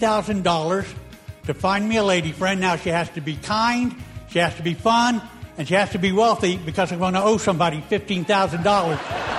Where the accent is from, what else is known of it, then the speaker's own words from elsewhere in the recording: Virginia, United States; moved away as an adult; also born or lived in Indiana / Los Angeles; now in Houston, United States; I grew up in Virginia. This is 77, 76, 77.